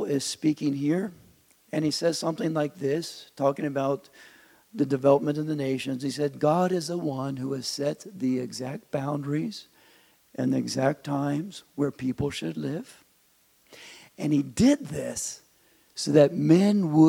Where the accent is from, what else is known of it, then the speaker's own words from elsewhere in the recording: United States; moved away as an adult; now in Germany; I'm American.